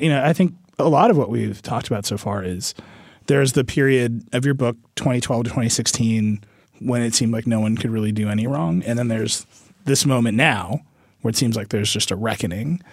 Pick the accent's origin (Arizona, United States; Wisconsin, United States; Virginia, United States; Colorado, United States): Wisconsin, United States; in my home state of Wisconsin